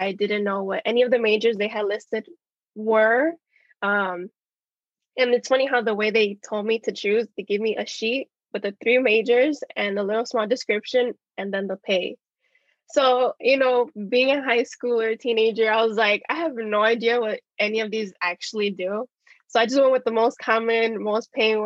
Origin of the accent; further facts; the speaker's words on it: Chicago, Illinois, United States; I was born and raised in Chicago